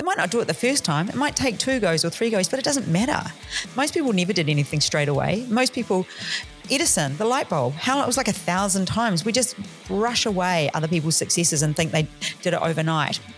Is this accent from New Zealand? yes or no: yes; New Zealand; now in Australia; I'm from New Zealand